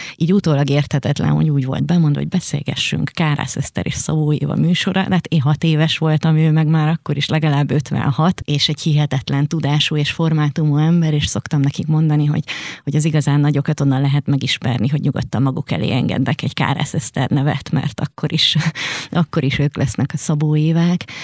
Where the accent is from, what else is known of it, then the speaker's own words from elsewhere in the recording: Hungary; a Ponty utcában, ahol fölnőttem